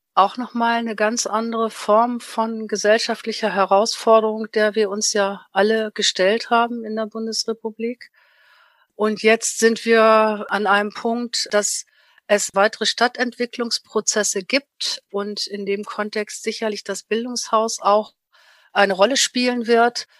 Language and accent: German; Germany; bei uns in Deutschland